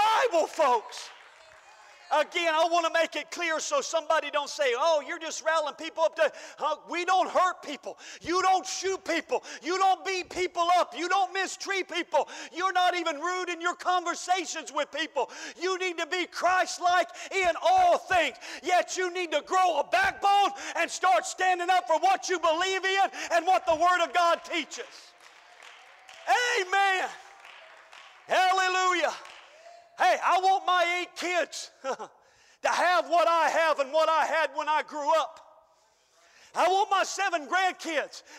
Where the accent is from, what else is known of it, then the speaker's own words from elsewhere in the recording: United States; I am an American